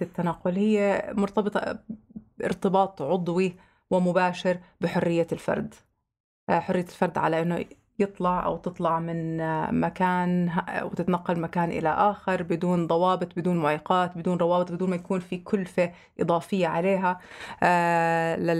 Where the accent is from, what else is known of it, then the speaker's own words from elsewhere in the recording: Jordan; عندنا بالأردن